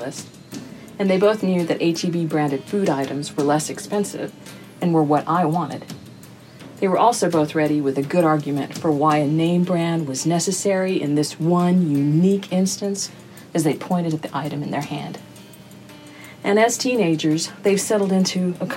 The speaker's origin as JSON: {"language": "English", "region": "Texas", "country": "United States", "tie": "born or raised there", "said": "We Texans"}